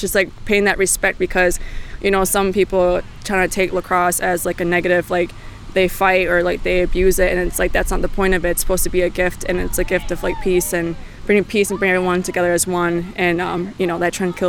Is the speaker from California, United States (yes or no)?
no; Onondaga, New York, United States; I'm from Onondaga and I represent my people and my nation